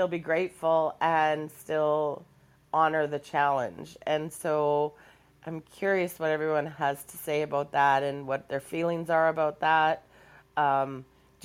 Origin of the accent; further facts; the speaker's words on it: Canada; I'm Canadian